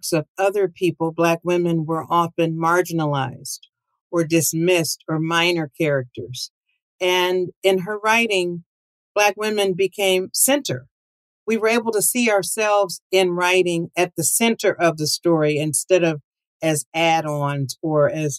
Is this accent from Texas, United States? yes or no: no; Akron, Ohio, United States; my hometown of Akron, Ohio.